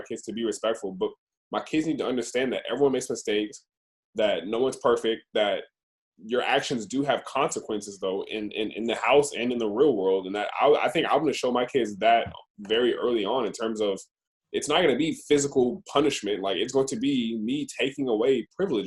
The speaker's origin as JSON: {"language": "English", "town": "Roswell", "region": "Georgia", "country": "United States", "said": "we're from Roswell"}